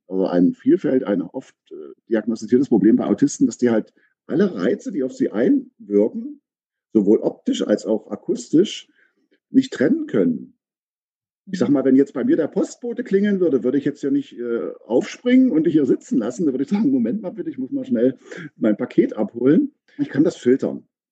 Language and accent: German; Aken, Saxony-Anhalt, Germany; now in Berlin, Germany; komme ursprünglich aus Sachsen-Anhalt, äh, aus Aachen an der Elbe